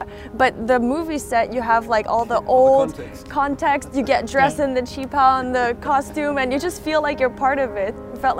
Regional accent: Canada; now in Shanghai, China; I'm from Canada. I'm half Chinese, and I'm an analyst here in Shanghai.

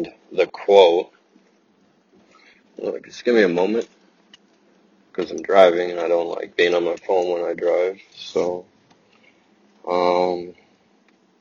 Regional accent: Russia; I was born in Russia

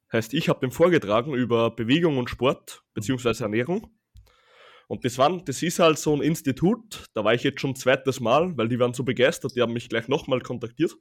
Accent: Austria; bei uns in Österreich

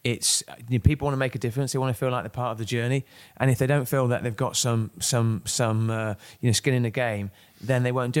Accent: Kent, South East England, United Kingdom; now in Manchester, United Kingdom; I'm from Kent.

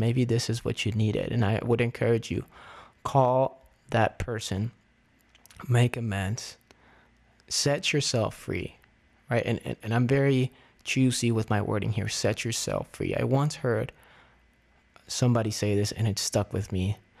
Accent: Miami, Florida, United States; moved away as an adult; now in Las Vegas, United States; my old pastors at the church I grew up with in Miami

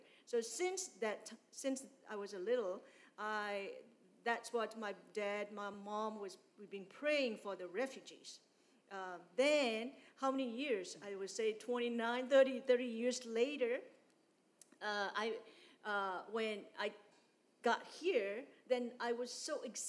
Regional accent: San Antonio, Texas, United States; English is a second language; Because I came from San Antonio, from city, and then my dad was a pastor

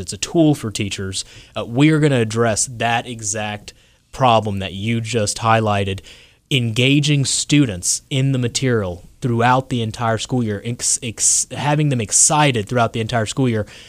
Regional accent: South Louisiana, United States; now in North Carolina, United States; I grew up in South Louisiana originally.

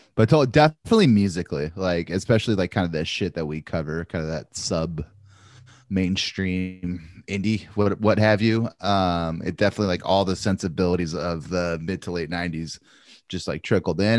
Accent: Santa Maria, California, United States; growing up in Santa Maria, we called them … belts

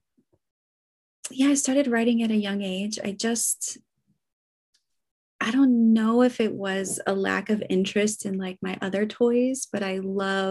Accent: United States; now in Copenhagen, Denmark; I live in Copenhagen. I'm an American

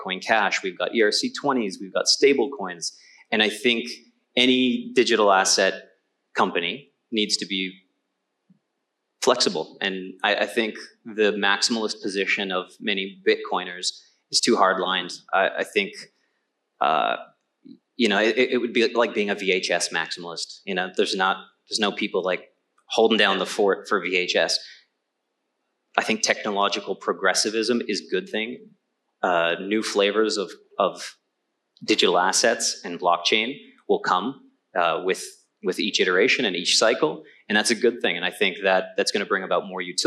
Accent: Canada; I'm Canadian

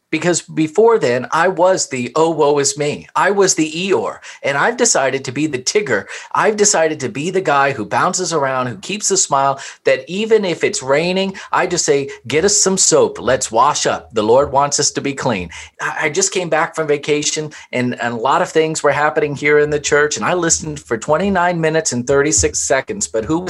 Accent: Louisville, Kentucky, United States; born there; I was born in Louisville, Kentucky

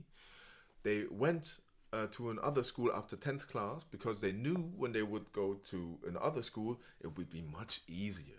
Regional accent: Berlin, Germany; English is a second language; I was raised in Spandau, and it was like an elite school

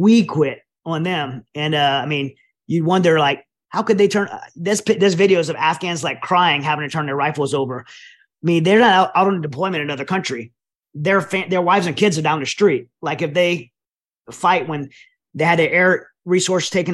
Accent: United States; as an American

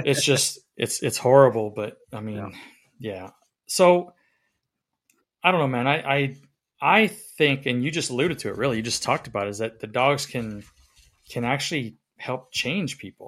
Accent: the South, United States; I'm from the South

